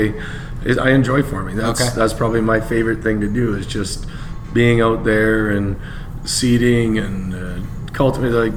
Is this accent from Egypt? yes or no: no; Alberta, Canada; moved away as an adult; I was coming from Alberta.